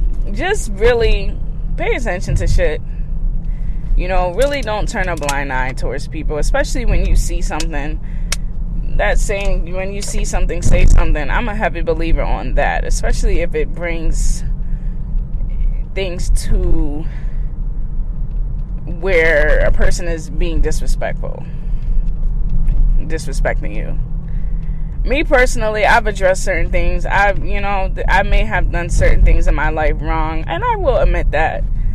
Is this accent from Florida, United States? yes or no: no; California, United States; now in Massachusetts, United States; And, you know, I came from California all the way to Massachusetts.